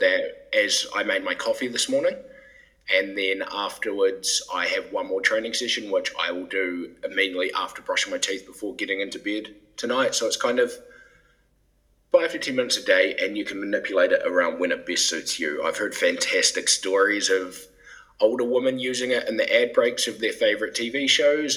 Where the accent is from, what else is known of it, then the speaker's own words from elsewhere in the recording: New Zealand; moved away as an adult; also born or lived in England; now in Denmark; I'm originally from New Zealand, which is quite a unique place to end up in Denmark.